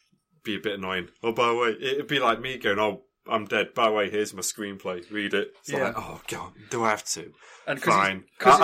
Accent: Canada; I'm Canadian.

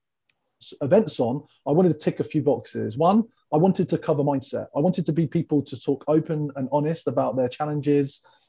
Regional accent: England, United Kingdom; I'm an English tall gentleman from the UK, and the people love my accent

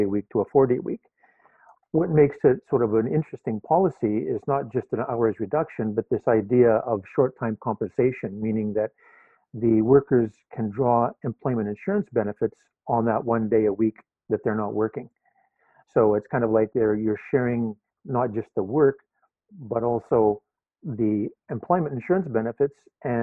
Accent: Vancouver, British Columbia, Canada; moved away as an adult; now in Toronto, Canada; I'm living in Toronto now, teaching at University of Toronto. Although I grew up in Vancouver

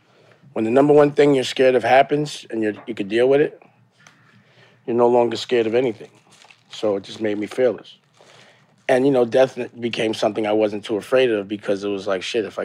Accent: New York City, New York, United States; I was born in the Bronx, raised in East Harlem, mm-hmm. but I would say I made my bones in Harlem.

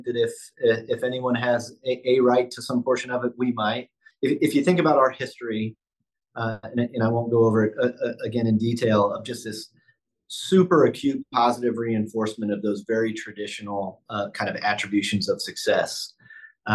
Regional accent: Midwest, United States; now in Buffalo, United States; I grew up in the Midwest

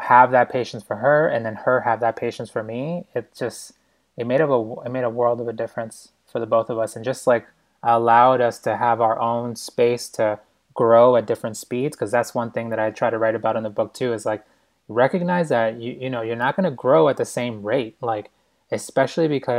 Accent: Boston, Massachusetts, United States; moved away as an adult; also born or lived in New York; I'm such a city boy. And I grew up in Boston, and then I, you know, just spent 7 years in New York

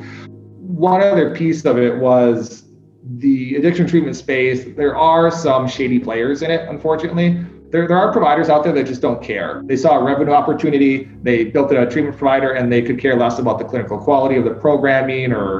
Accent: Wisconsin, United States; also born or lived in Czech Republic / Turkey / Vietnam / China; now in Indianapolis, United States; Before I came to Indianapolis, I was in Chicago, and then I'm originally from Wisconsin

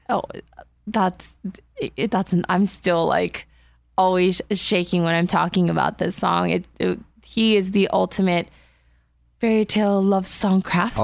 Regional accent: Diamond Bar, California, United States; moved away; also born or lived in South Korea; I grew up in Diamond Bar

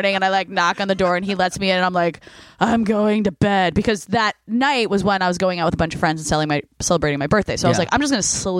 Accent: New Jersey, United States; now in Los Angeles, United States; I grew up in Jersey

